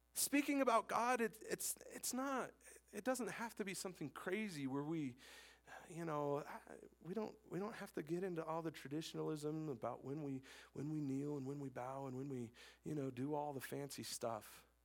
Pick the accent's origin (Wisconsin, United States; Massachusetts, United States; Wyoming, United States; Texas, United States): Wyoming, United States; I'm born and raised in Wyoming. I'm a Wyoming man